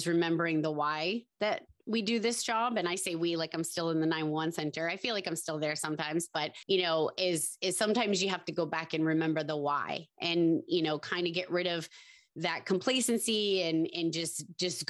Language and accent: English; Massachusetts, United States; I was from Mass